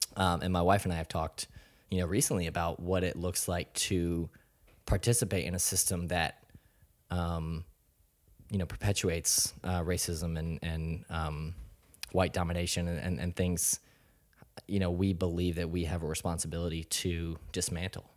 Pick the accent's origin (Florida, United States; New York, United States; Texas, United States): Florida, United States; South; moved away as an adult; now in North Carolina, United States; I grew up in South Florida, and it was, uh, a fairly small suburban town